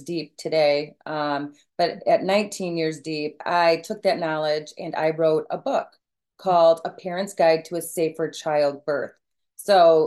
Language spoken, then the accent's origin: English; Michigan, United States; I am from Michigan